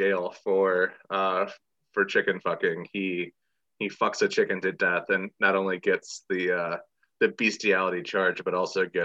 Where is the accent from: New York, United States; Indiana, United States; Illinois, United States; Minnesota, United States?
Indiana, United States; Valparaiso; growing up in Valparaiso